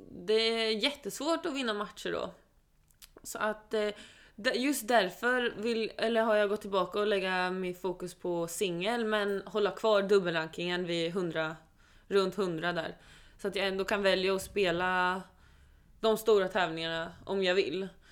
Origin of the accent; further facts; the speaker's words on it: Sweden; also born or lived in Oslo, Norway; jag är född där och eh, vi flyttade till Sverige när jag var sju år